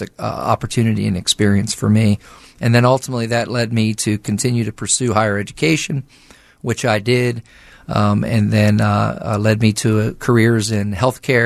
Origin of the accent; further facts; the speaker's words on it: southern New Jersey, United States; moved away as an adult; also born or lived in West Virginia; now in Morgantown, United States; I grew up in southern New Jersey, and I grew up there with my family.